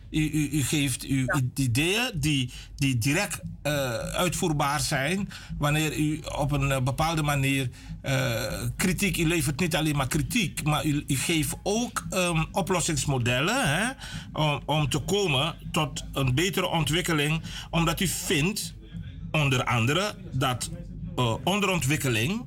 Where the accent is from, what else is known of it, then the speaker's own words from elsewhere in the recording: Suriname; willen we eigenlijk zijn als Surinamers